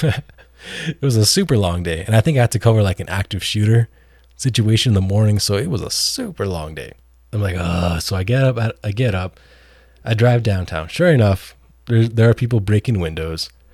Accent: San Diego, California, United States; I was born in San Diego, have a lot of family in San Diego. So I grew up a huge San Diego Chargers fan.

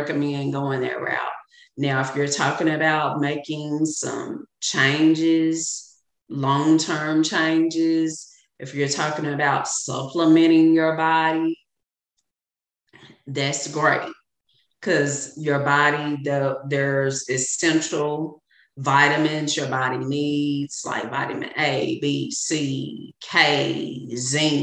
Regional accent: Arkansas, United States; I'm a Southern woman. I'm from Arkansas.

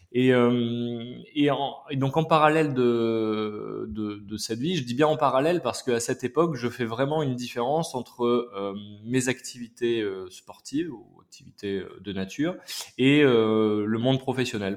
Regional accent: Clermont-Ferrand, Auvergne-Rhône-Alpes, France; moved away as an adult; also born or lived in Paris; now in Aix-en-Provence, France; j'ai grandi à Clermont-Ferrand, dans le Massif Central

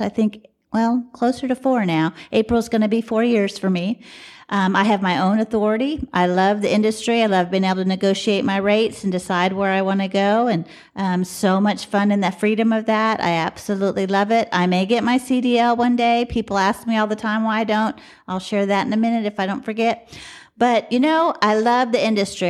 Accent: Dallas, Texas, United States; I'm from Dallas

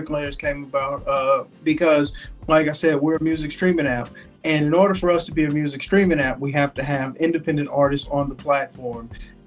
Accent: Texas, United States; I'm from Texas.

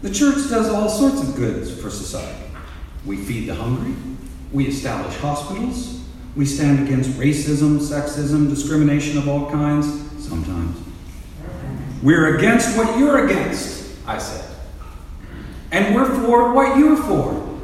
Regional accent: United States

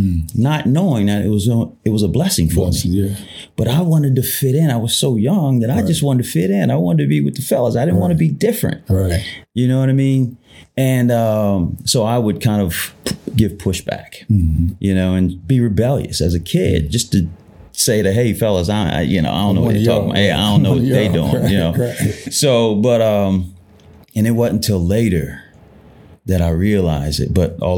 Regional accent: Columbus, United States; It was interesting, to say the least.

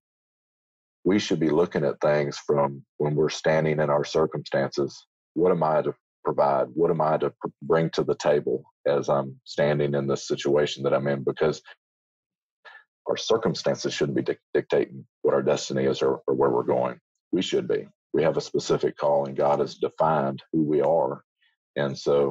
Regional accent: Muscatine, Iowa, United States; I grew up in Iowa. Yeah. Muscatine, Iowa, right along the Mississippi River

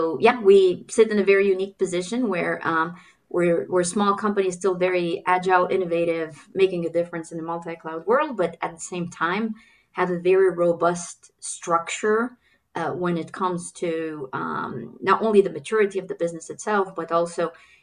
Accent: Germany; born there; also born or lived in Kuwait / Turkey / Belgium; But in addition to that, I was born in Germany. I lived in Kuwait, Turkey, Belgium, to name a few.

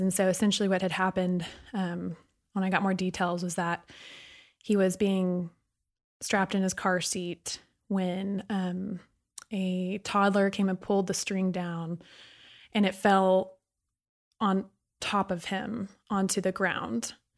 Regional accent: Sugar Land, Texas, United States; I also grew up in Sugarland, Texas

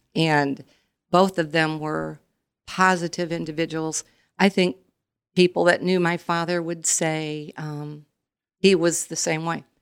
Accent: Goshen, Indiana, United States; also born or lived in South Bend, Indiana; I was born in South Bend and we moved here in nineteen sixty-seven and, um, went to model school and a totally different atmosphere from South Bend to come to Goshen.

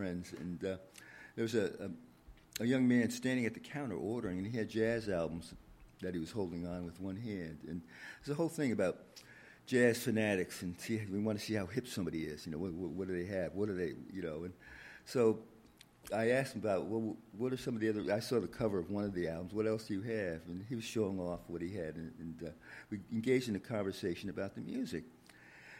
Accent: Greenwich, Connecticut, United States; moved away as an adult; now in Washington, D.C., United States; as a kid growing up in Greenwich, Connecticut

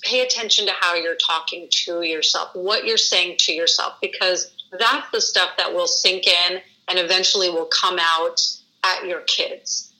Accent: New York City, New York, United States; now in Michigan, United States; I'm from New York City, so I have lots of family back east too.

